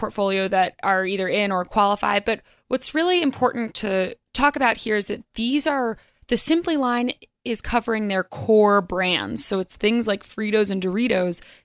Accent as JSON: {"language": "English", "region": "North Carolina", "country": "United States", "moved": "yes", "lives_now": "New York, United States", "said": "I'm from North Carolina originally"}